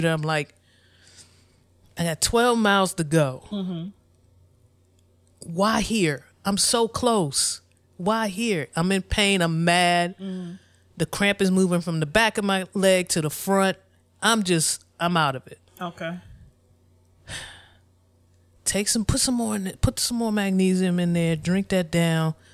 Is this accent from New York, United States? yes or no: no; Forestville, Maryland, United States; also born or lived in District Heights; we grew up in Forestville. We yeah. grew up in District Heights.